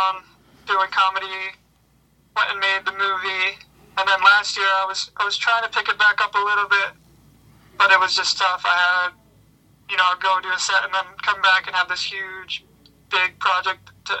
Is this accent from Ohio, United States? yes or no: yes; Cincinnati, Ohio, United States; moved away as an adult; also born or lived in Chicago, Illinois; now in Grand Rapids, United States; I'm from Cincinnati, Ohio area